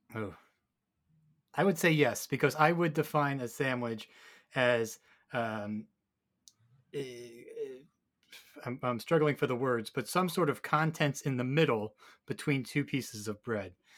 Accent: New York, United States; as a New Yorker

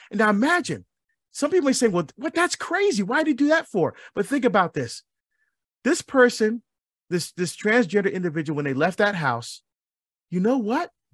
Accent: Barbados; I'm from, I was born in Barbados. I love my Caribbean heritage. I love our music. I love our food. I still speak our dialect

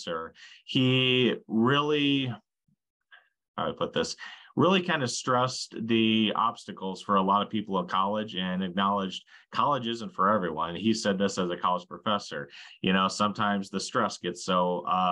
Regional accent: Slayton, Minnesota, United States; my hometown of Slayton, Minnesota

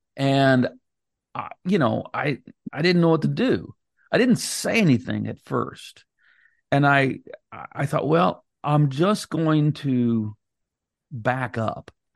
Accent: United States; I'm an American

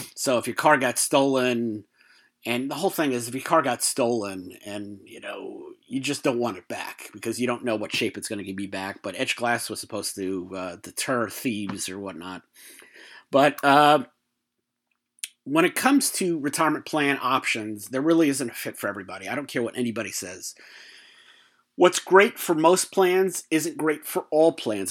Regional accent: New York, United States; in terms of being a New Yorker

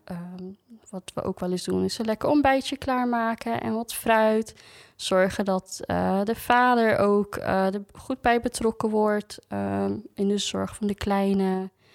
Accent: Groningen, Netherlands; moved away; ik kom oorspronkelijk uit Groningen

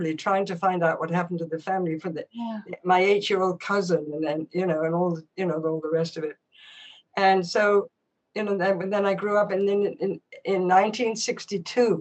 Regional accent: England, United Kingdom; moved away; I was born in 1944, And I grew up in England

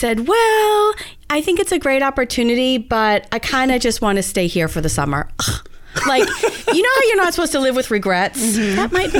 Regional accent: New England, United States; moved away; I grew up in New England.

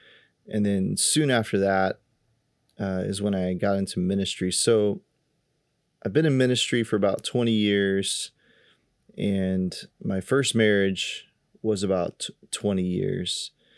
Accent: Kansas, United States; And we go way back to one of the churches I grew up in Kansas.

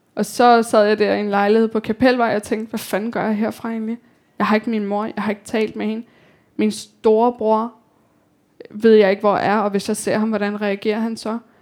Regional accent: Copenhagen, Capital Region of Denmark, Denmark; also born or lived in Kabul, Afghanistan / India / Slangerup, Denmark; Social Boligbyggeri på Amager, Telemarksgården, som hvor jeg voksede op

